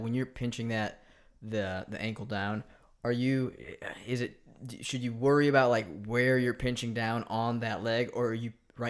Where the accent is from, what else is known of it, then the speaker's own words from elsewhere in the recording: United States; I'm American.